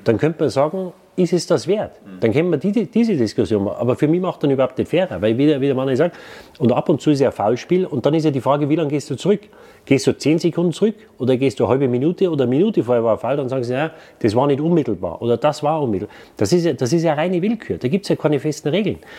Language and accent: German; Munich, Bavaria, Germany; also born or lived in Waldsassen; ich bin mit vier Wochen nach München gekommen